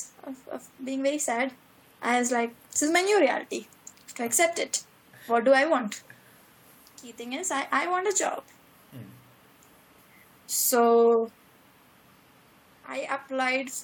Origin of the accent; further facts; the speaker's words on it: Kochi, Kerala, India; moved away as an adult; now in Munich, Germany; I come from Kochi, which is like January is 35 degrees. That's how Kochi is.